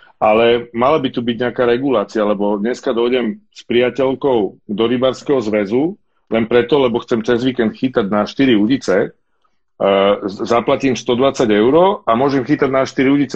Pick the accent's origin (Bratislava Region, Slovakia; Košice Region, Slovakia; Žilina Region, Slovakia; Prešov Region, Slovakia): Bratislava Region, Slovakia; Bratislava; s bratom u nás v Petržalke na chorvátskom ramene, na veľkom dražďaku